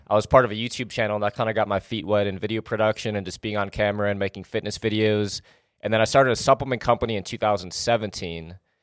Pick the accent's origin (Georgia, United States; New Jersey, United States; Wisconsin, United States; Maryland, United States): Wisconsin, United States; now in Los Angeles, United States; I basically grew up in Wisconsin